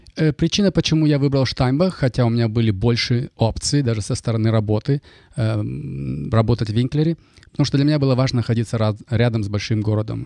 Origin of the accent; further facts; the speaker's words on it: Kaskelen, Almaty Region, Kazakhstan; first language Russian; moved away as an adult; also born or lived in Germany; now in Canada; родился и вырос в Казахстане, недалеко от Алматы, город Каскелен